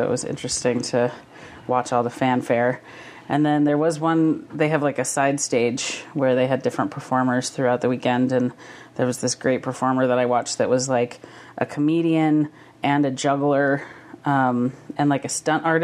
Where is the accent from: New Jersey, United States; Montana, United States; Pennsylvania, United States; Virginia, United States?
Montana, United States; Havre; Havre's my hometown